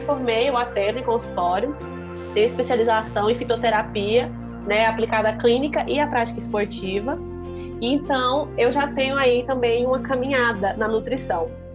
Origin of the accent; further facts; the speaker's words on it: Palmas, Tocantins, Brazil; moved away as an adult; now in Goiânia, Brazil; eu sou de Palmas, sou de Palmas assim, morei a vida praticamente inteira em Palmas, né?